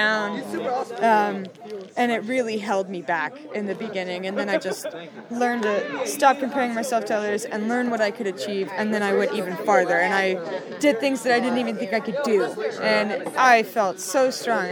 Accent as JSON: {"language": "English", "town": "Mammoth Lakes", "region": "California", "country": "United States", "also_born_or_lived": "Fresno / San Luis Obispo", "moved": "yes", "said": "I am originally from Mammoth Lakes in Fresno, but I reside in the San Luis Obispo Center"}